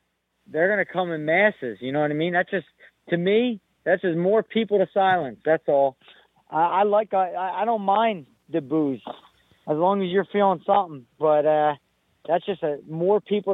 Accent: United States; I'm Irish. I'm Puerto Rican. But the fact remains, I'm from America and I'm American

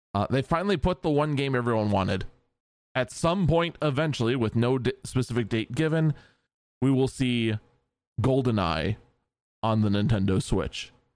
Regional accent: United States; as an American

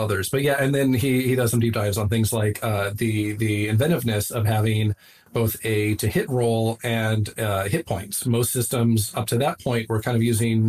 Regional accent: Southwest, United States; moved away; I grew up in the Southwest

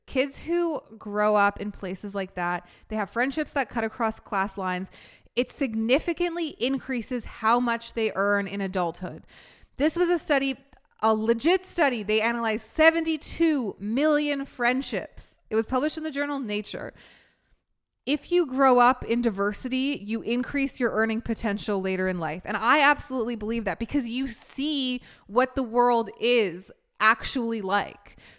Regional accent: Vancouver, British Columbia, Canada; moved away; also born or lived in New York; where I grew up in Vancouver

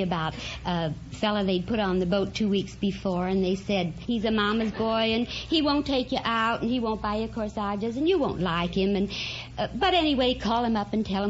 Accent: Denver, Colorado, United States

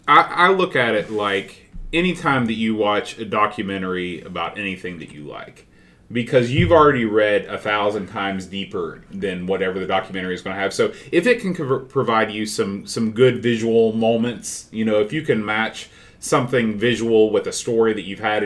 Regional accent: United States; Maybe it's because I'm an American

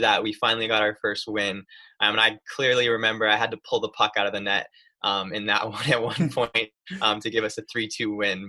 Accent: Lansing, New York, United States; moved away as an adult; now in North Carolina, United States; I'm technically from a tiny little town called Lansing, just outside of it

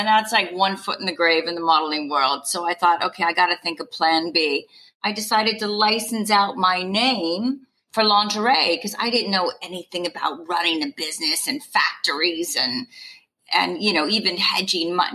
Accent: California, United States; moved away as an adult; also born or lived in New York / England; now in United Kingdom; I'm from California

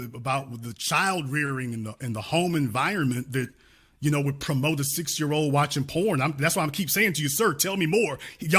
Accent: Shreveport, Louisiana, United States; moved away; also born or lived in Dallas, Texas; I'm born and raised in Louisiana, lived in Dallas, Texas.

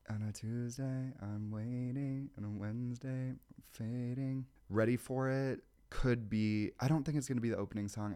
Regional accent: Midwest, United States; now in New York, United States; I'm from the Midwest

